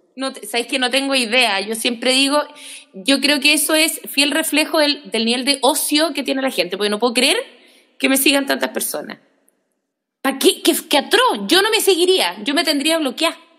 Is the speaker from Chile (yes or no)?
yes; Punta Arenas, Magallanes and Chilean Antarctica, Chile; yo soy magallánica y en Punta Arenas se veían eh, TVN, creo, y los canales argentinos